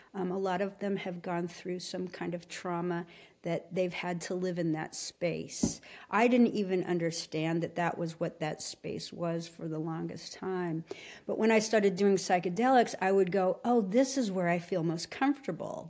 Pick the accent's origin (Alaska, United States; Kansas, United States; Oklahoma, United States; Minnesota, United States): Alaska, United States; Anchorage; I was raised in Alaska. We moved up there when I was four years old